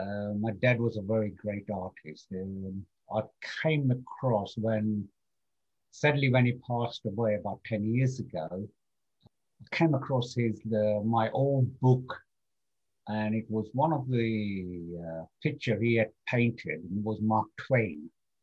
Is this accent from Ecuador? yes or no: no; Kenya; born there; I was born as a Kenyan citizen purely on the grounds that my father was born in Kenya and I was born in Kenya.